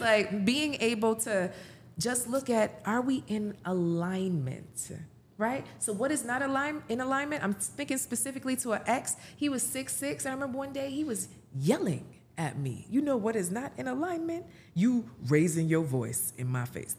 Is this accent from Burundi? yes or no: no; Jamaica; I'm Jamaican.